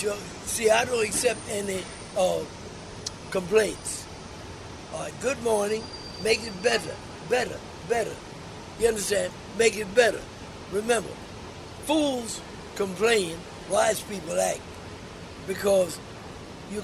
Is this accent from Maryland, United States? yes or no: no; Virginia, United States; also born or lived in Williamsburg, Virginia; now in New York, United States; I was raised in Virginia